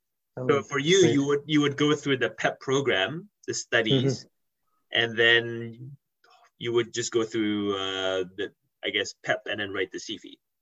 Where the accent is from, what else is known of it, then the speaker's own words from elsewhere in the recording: Malaysia; also born or lived in London, United Kingdom; now in Vancouver, Canada; lived here all my life, and then I spent several years in London, in the UK. So that's, and then I grew up in Malaysia. So that's the three main places I lived in.